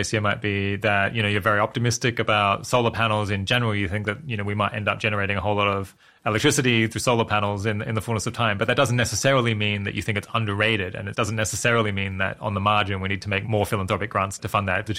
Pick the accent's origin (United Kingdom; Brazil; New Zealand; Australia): Australia; This is making me think about when I was growing up in Australia and hearing a lot about climate change.